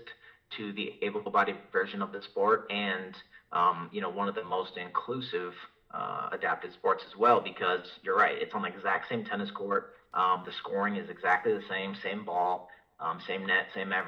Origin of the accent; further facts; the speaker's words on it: Rochester, Minnesota, United States; moved away as an adult; also born or lived in Des Moines, Iowa / Wisconsin; now in Alabama, United States; I'm originally from Rochester, Minnesota